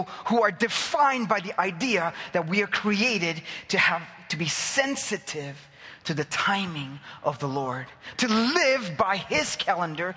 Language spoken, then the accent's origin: English; India; now in Cyprus; I'm from that culture. I'm from India